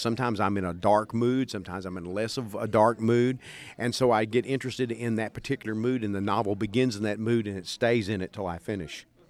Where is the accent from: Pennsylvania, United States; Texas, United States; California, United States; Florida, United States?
Texas, United States; East; growing up in East Texas, that's a kind of sense of humor that a lot of people have